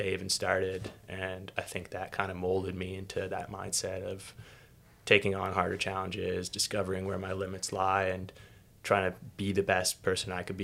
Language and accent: English; Toronto, Ontario, Canada; I grew up in Toronto